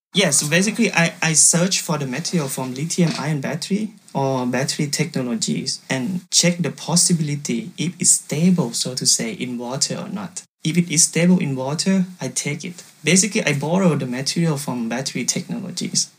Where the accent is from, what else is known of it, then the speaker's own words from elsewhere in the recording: Thailand; English is a second language; moved away as an adult; now in Saarbrücken, Germany; I came from Thailand